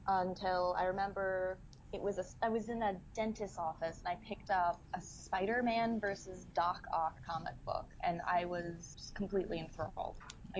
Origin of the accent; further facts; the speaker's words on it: Bozeman, Montana, United States; because I lived in Bozeman, Montana at the time